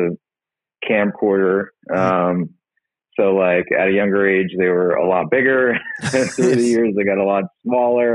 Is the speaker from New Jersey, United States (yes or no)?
yes; Somerset, New Jersey, United States; moved away as an adult; I'm actually from Somerset, New Jersey. That's where I was born and raised